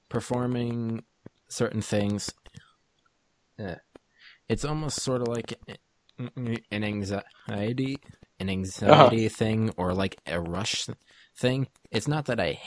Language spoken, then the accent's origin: English; Bermuda; moved away as an adult; now in Cape Cod, United States; I'm from Bermuda.